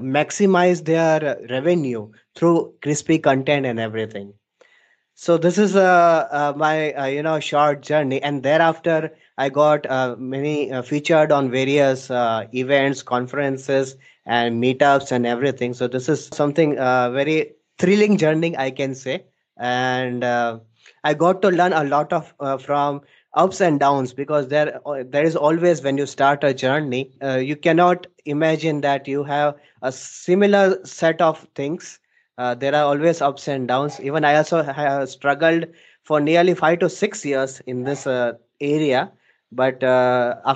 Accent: Dubai, United Arab Emirates; now in Ahmedabad, India; So, uh, starting my journey, so I was born and brought up in Dubai, and thereafter I we all shifted to India, and in Ahmedabad city

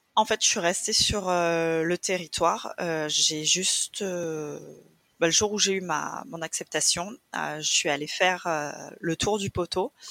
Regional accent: France; moved away as an adult; also born or lived in Toronto; on rentrait en France

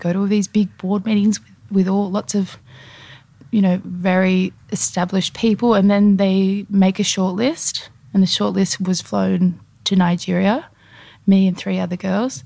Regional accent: Australia; now in France; as an Australian

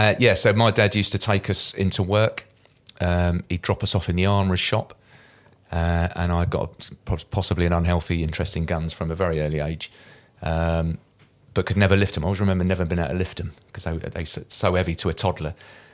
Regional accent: Deal, South East England, United Kingdom; also born or lived in Dover; I was born in Dover. But I'm not from Dover, so I was only there a night, and then I went back to Deal, which is where I grew up. So grew up in Deal.

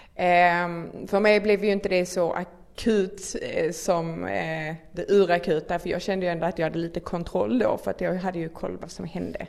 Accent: near Malmö, Skåne, Sweden; accent: Scanian (Skåne dialect implied); bor inte i Stockholm som ni kanske hör på min otroligt vackra dialekt. ni bara behöver översättning. eh, bor i, eh, lite utanför Malmö

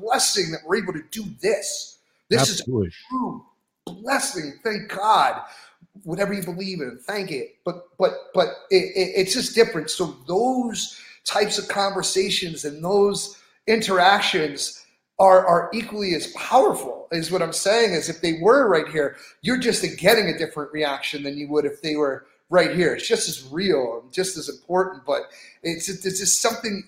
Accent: Philadelphia, Pennsylvania, United States; I was born in Philly

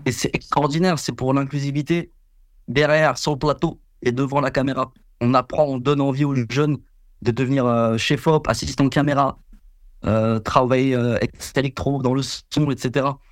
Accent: France; en France, on est des putains d'Avengers

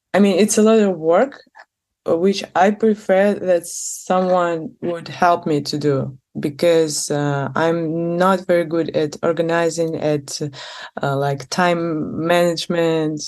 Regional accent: Moscow, Russia; moved away as an adult; also born or lived in St. Petersburg, Russia; now in Barcelona, Spain; I was born in Moscow and uh, most of my life I spent there

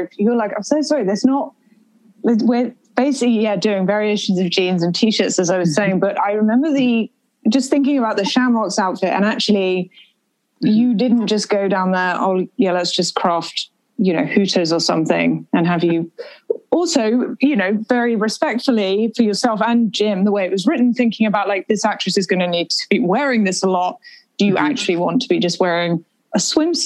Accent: United Kingdom; I, being very British

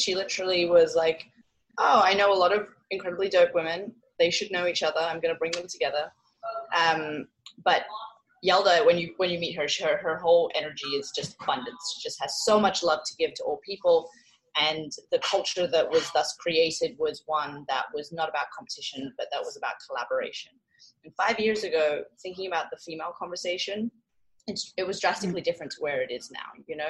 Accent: Hong Kong; also born or lived in Australia; So I was born in Hong Kong. My mother is Indian and my father is English. I was between Hong Kong and Australia for 15 years doing school

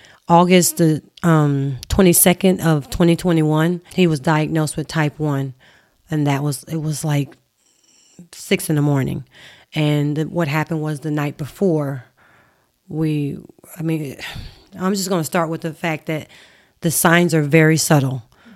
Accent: Mississippi, United States; Yeah, I'm from Mississippi. I grew up in Mississippi. I have three sisters. And we moved to Mississippi when I was high school age.

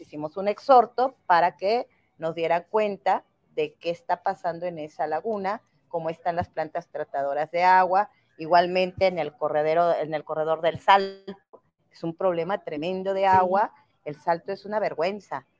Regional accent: Tonalá, Jalisco, Mexico; also born or lived in Mexico City; yo nací por casualidad en la Ciudad de México, he vivido toda mi vida prácticamente aquí en Tonalá

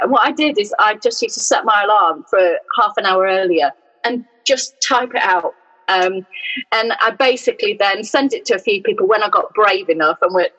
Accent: Yorkshire and the Humber, United Kingdom; moved away as an adult; also born or lived in Newcastle; now in Midlands, United Kingdom; I grew up in South Yorkshire, a mile from a pit village

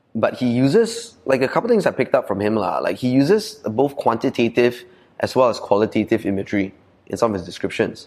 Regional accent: Malaysia; accent: Ah Beng; also born or lived in Sydney, Australia / United States; I'm like true and true abeng in my core accent, right? Because I'm in Chinese school, I grew up in Malaysia

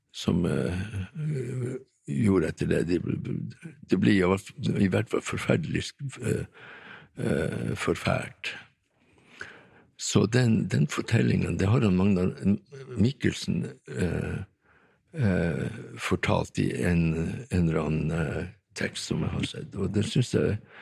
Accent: Tromsø, Troms, Norway; also born or lived in Vestertana, Tana, Finnmark; jeg vokste opp her i Tromsø

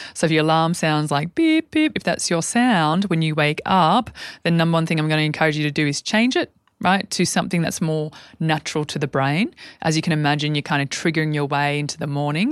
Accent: Albury, New South Wales, Australia; when I was a young girl growing up in Aubrey.

